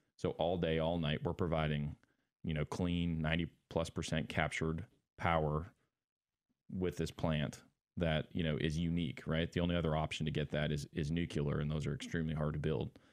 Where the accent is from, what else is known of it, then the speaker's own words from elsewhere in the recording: Montana, United States; moved away as an adult; I'm originally from Montana, actually, from a, a, a small farming town as well